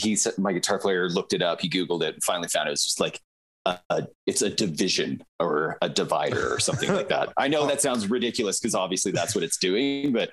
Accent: Delta, Manitoba, Canada; born there; my mom was born and raised in Delta, Manitoba, which is just on the southern cusp of Lake Manitoba

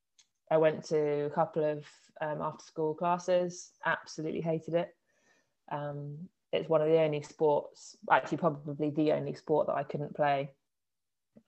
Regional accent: Worthing, South East England, United Kingdom; now in Bournemouth, United Kingdom; I grew up in Worthing and went to Durrington High School

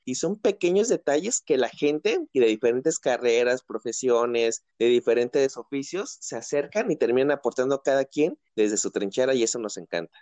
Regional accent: Tepic, Nayarit, Mexico; also born or lived in Mazatlán, Sinaloa; mi ciudad de origen, Tepic, Nayarit

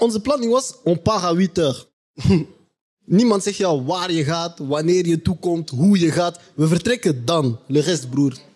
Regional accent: Belgium; wij die hier geboren zijn

